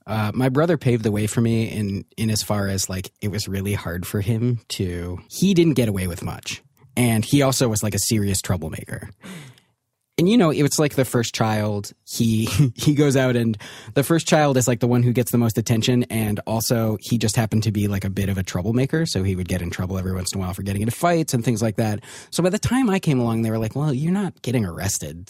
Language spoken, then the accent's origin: English; Ann Arbor, Michigan, United States; I actually grew up in Ann Arbor, Michigan